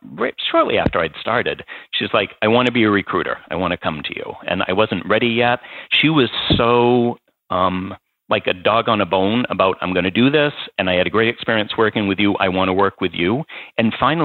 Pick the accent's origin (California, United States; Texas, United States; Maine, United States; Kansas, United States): Maine, United States; moved away; also born or lived in New York / Massachusetts; there's enough Maine upbringing there. And then I spent time in New York and then moved to Massachusetts.